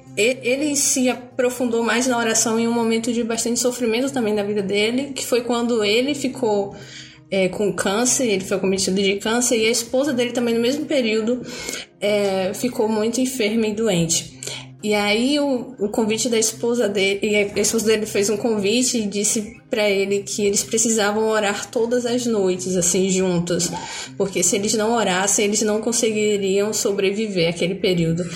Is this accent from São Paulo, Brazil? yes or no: no; Bahia, Brazil; eu sou baiana, aqui moro no sul da Bahia